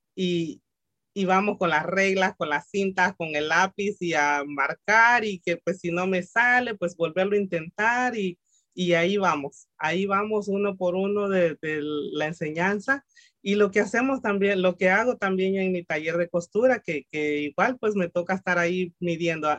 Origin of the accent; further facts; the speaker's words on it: El Salvador; moved away; yo soy salvadoreña, mucha honra, muy salvadoreña.